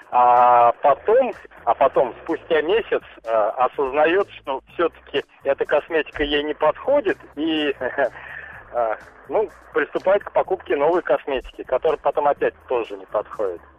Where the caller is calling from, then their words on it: Moscow, Russia; я вам из Москвы звоню.